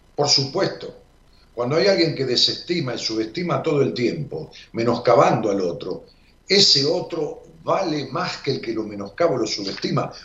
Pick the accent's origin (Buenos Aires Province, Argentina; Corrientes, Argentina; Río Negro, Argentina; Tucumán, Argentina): Buenos Aires Province, Argentina; Ramos Mejía; allá por mi pueblo, por Robo Mejía